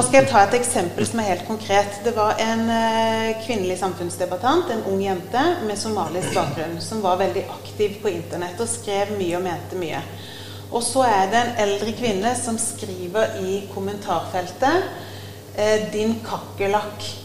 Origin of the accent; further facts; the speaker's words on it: Sørlandet, Norway; now in Sarpsborg, Norway; Jeg vokste opp eh, på Sørlandet